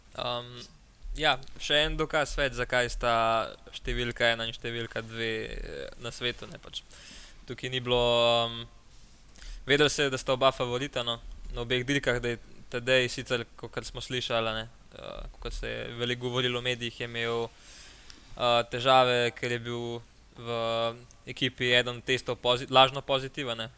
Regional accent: Slovenia

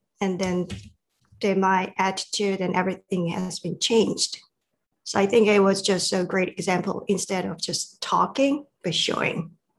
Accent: South Korea; English is a second language; moved away as an adult; now in United States; I came from South Korea. I have been living in America about 20 years.

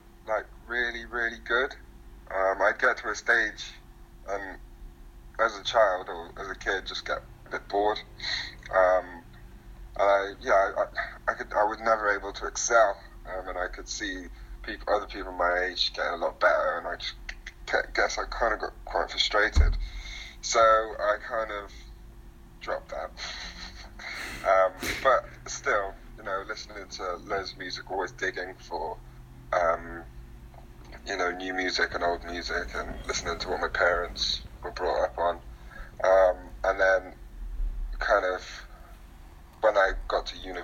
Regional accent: Derby, East Midlands, United Kingdom; moved away as an adult; now in London, United Kingdom; I was growing up in Derby, so I moved to London away from all

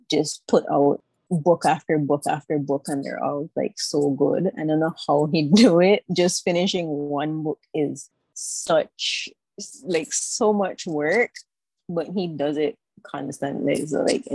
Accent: Belize City, Belize District, Belize; also born or lived in Taiwan; I am from Belize City, born and raised. I've spent most of my life here, except for the 4 years that I spent studying in Taiwan

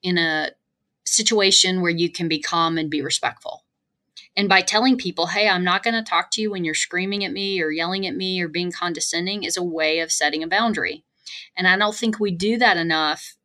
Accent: the South, United States; moved away; I'm originally from the South

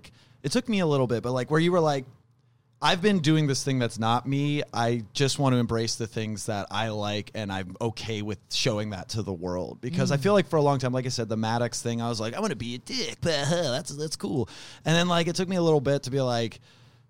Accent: Fair Oaks, California, United States; I'm from Sacramento

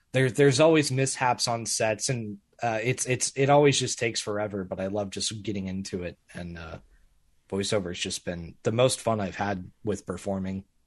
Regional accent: Springfield, Missouri, United States; I'm just in the middle of, of Springfield, Missouri

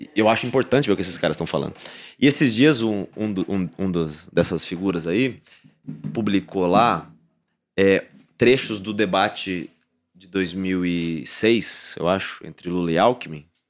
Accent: Paraná, Brazil; eu sou do Paraná

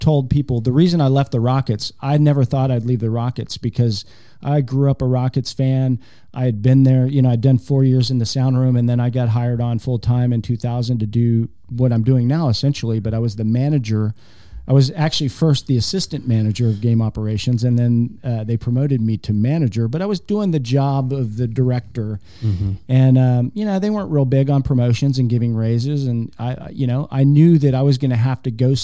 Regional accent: Houston, Texas, United States; moved away as an adult; also born or lived in Charlotte; now in Oklahoma City, United States; I'm from Houston

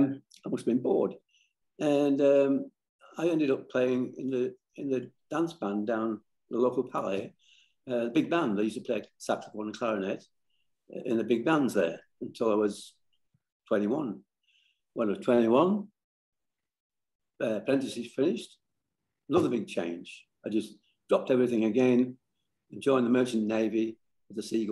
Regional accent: Barrow-in-Furness, North West England, United Kingdom; moved away as an adult; now in Australia; I lived on Walney Island, that's on the fringe of the Lake Districts

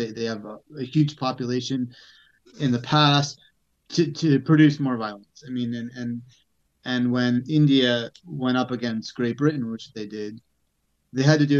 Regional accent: Turkey; I'm the Hippie from Turkey.

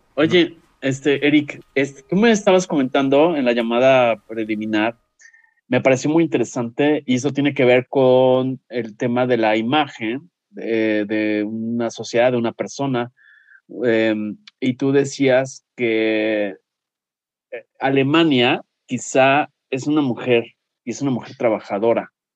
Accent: Mexico; nosotros como mexicanos

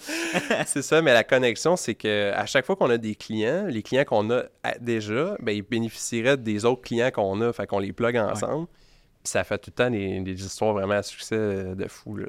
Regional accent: Beloeil, Quebec, Canada; 37 ans, euh, j'ai grandi à Belleuil

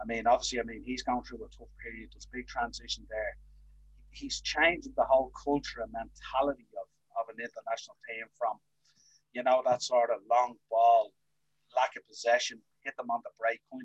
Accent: Ireland; us being two Irish lads

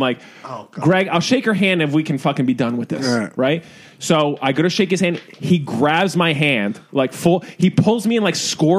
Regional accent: Philadelphia, Pennsylvania, United States; now in New York City, United States; Philadelphia. I mean, from suburbs of Philadelphia.

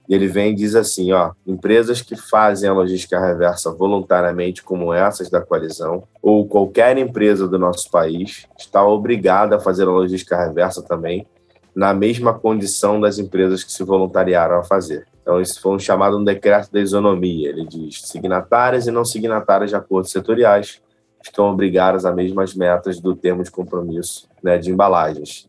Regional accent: Nova Friburgo, Rio de Janeiro, Brazil; no macaé de Cima, terra onde eu nasci e cresci

